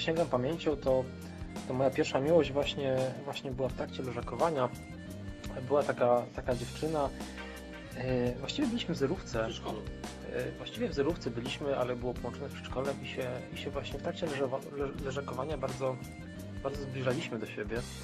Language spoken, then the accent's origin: Polish; Wrocław, Lower Silesian Voivodeship, Poland; u nas we Wrocławiu